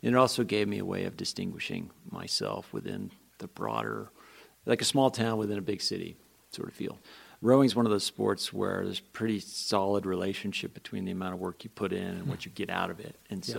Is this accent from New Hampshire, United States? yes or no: yes; Guilford, New Hampshire, United States; moved away as an adult; also born or lived in Philadelphia; now in Montana, United States; I grew up in a small town in New Hampshire, Guilford.